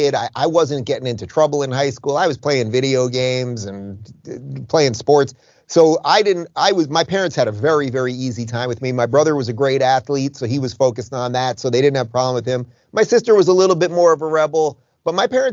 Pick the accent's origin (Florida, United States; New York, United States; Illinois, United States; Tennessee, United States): New York, United States; Long Island; now in Miami, United States; I grew up in Long Island, which is just like a slightly alternate Jersey